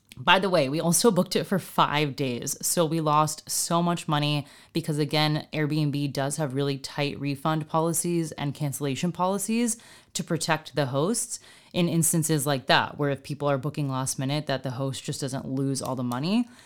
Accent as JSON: {"language": "English", "country": "United States", "said": "as an American"}